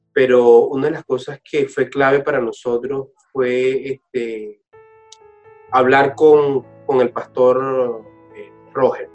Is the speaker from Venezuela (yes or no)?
yes; Portuguesa, Venezuela; yo soy venezolano, igual que mi esposa, soy del Estado portuguesa